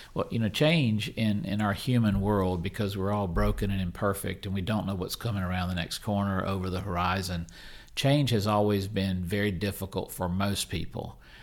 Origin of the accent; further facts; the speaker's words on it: Mississippi, United States; I'm from Mississippi